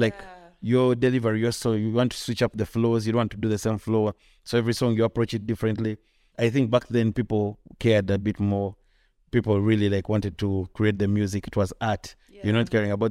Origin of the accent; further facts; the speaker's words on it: Kampala, Central Region, Uganda; I grew up here. I was born in Kampala.